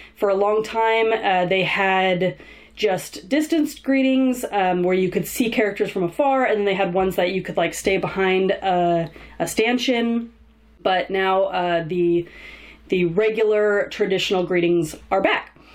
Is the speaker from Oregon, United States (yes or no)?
no; Southern California, United States; I grew up in Southern California, so I used to visit Disneyland almost every week as a kid.